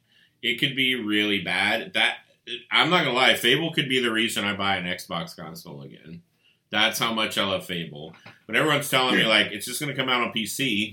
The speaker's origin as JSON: {"language": "English", "town": "Estherwood", "region": "Louisiana", "country": "United States", "tie": "born or raised there", "moved": "as an adult", "lives_now": "Houston, United States", "said": "I've gotten away from my hometown of Estherwood, and and that I'm a big city boy now. Even though I live north of the city, I'm still in the city limits"}